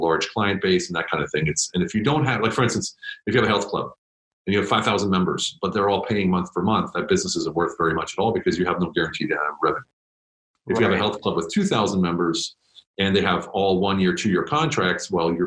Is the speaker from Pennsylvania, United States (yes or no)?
yes; Pennsylvania, United States; moved away as an adult; now in Germany; I'm from the States, from Pennsylvania. And I joined the Army right after high school